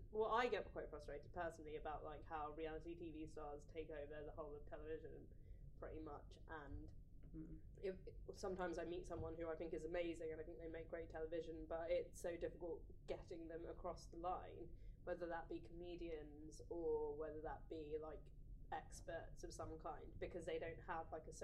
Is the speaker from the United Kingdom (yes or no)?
yes; London, United Kingdom; I grew up in East London in kind of a working class area, very diverse.